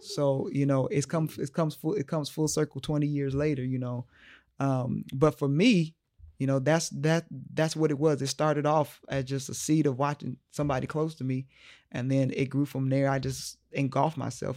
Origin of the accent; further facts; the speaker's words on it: Omaha, Nebraska, United States; moved away as an adult; also born or lived in Boston; here in my hometown